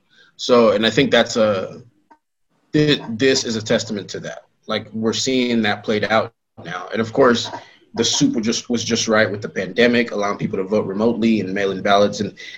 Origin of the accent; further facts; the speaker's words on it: the South, United States; I'm from the South.